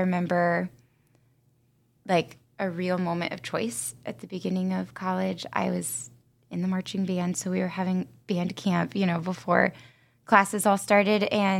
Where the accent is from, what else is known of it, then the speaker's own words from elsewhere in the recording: Fort Recovery, Ohio, United States; I'm from West Ohio, a really small town called Fort Recovery.